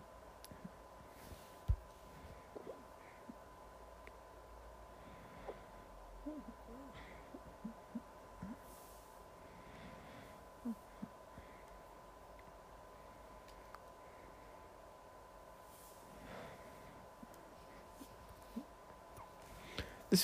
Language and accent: English; England, United Kingdom; I'm not American, but, like, in England, the only thing we had at secondary school was prom.